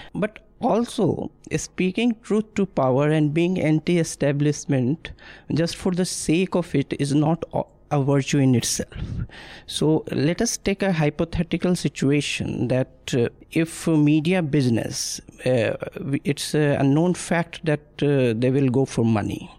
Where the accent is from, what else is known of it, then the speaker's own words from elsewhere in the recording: Bihar, India; moved away as an adult; also born or lived in Delhi; when I came from Bihar to Delhi in 1997